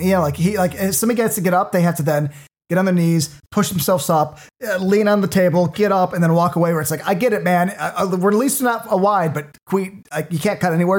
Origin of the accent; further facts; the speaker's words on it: Cook County, Illinois, United States; I am from Cook County